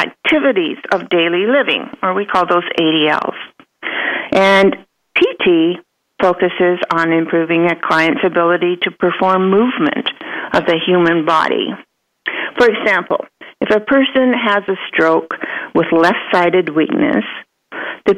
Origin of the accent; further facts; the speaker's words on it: Western Canada, British Columbia, Canada; moved away as an adult; also born or lived in Vancouver / California; now in United States; I was raised in Western Canada, British Columbia, and attended the University of British Columbia.